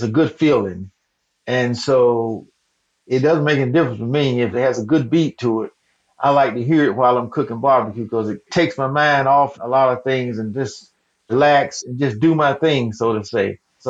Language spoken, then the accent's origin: English; the South, United States; Well, I was born and raised in the South, and that's just who I am.